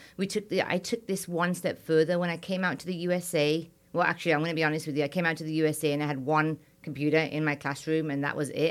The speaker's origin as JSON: {"language": "English", "region": "England", "country": "United Kingdom", "also_born_or_lived": "India", "moved": "as an adult", "lives_now": "United States", "said": "I'm Indian and British"}